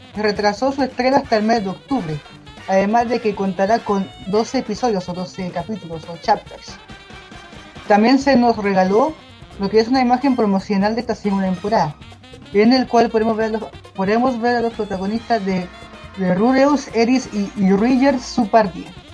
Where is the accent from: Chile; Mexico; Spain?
Chile; aquí en mi país, Chile